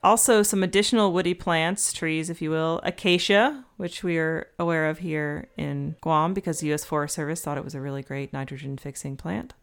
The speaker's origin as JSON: {"language": "English", "region": "Georgia", "country": "United States", "said": "I'm from Georgia, but my family's not from Georgia"}